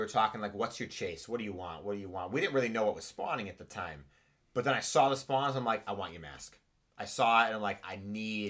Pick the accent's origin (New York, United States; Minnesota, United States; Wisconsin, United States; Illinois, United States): Illinois, United States; Chicago; I'm from Chicago.